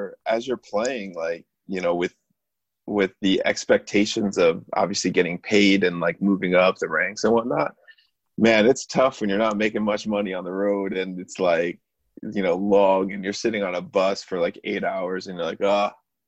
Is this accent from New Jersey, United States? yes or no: no; New York, United States; being a New Yorker